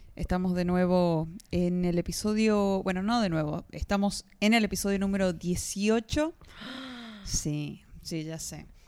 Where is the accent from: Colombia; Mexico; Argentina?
Argentina; de Argentina